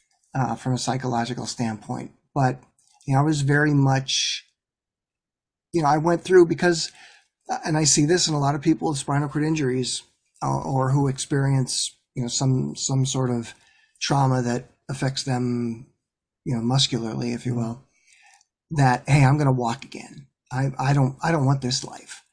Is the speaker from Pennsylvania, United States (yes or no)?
yes; Ashland, Pennsylvania, United States; moved away; I grew up in a real small town